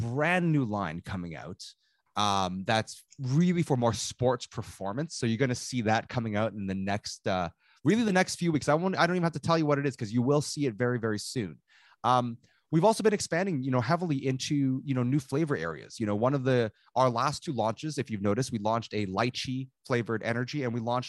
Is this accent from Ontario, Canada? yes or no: yes; Toronto, Ontario, Canada; I grew up in Toronto